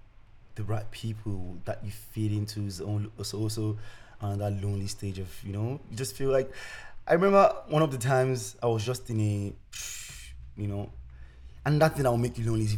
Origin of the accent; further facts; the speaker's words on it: Tasmania, Australia; I come from Tasmania.